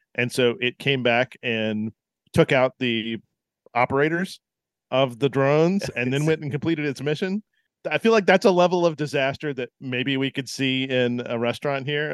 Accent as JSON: {"language": "English", "region": "Tennessee", "country": "United States", "tie": "born or raised there", "said": "I grew up in Tennessee"}